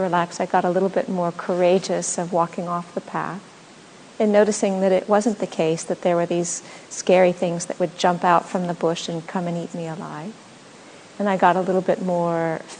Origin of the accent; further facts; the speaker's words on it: Los Angeles, California, United States; moved away as an adult; also born or lived in Australia; now in Portland, United States; I was born in Los Angeles, you know. I didn't actually grow up with nature. I grew up with in a concrete jungle